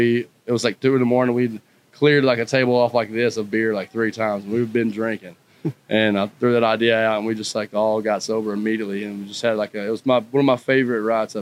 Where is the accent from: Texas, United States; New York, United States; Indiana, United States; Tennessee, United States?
Tennessee, United States; McMinnville; so I grew up on a tree farm right there, and it's a small town.